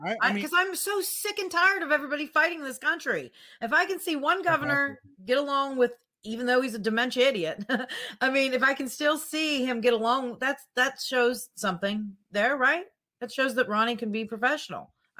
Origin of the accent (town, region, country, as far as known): Pennsylvania, United States; born or raised there